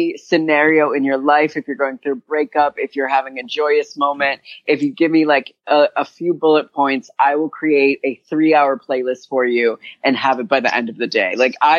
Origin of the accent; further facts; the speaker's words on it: Simsbury, Connecticut, United States; moved away as an adult; also born or lived in Hartford, Connecticut; now in New York City, United States; So I was born and raised in Connecticut, born in Hartford, Connecticut, and raised in the bucolic suburbs of Hartford, Connecticut, in Simsbury, a town called Simsbury.